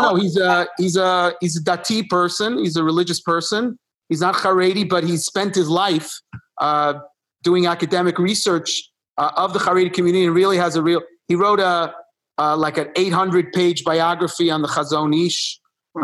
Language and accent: English; New York City, New York, United States; born or raised there; also born or lived in Buenos Aires, Argentina